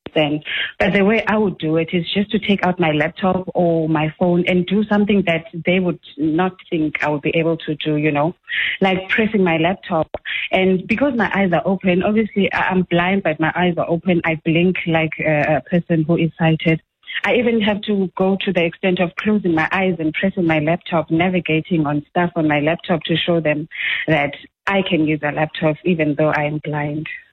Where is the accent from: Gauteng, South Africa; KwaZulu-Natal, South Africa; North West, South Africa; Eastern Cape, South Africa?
Eastern Cape, South Africa; Willowvale; I'm from the Willowvale Eastern Cape